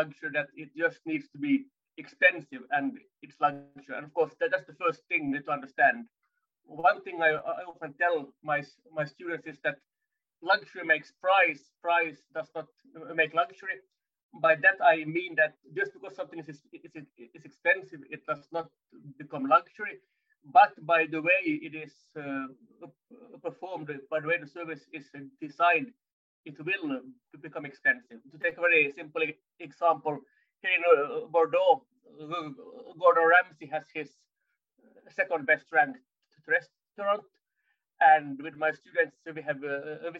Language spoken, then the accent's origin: English; Finland; moved away as an adult; now in France; I'm originally from Finland, based in France since 10 and a half years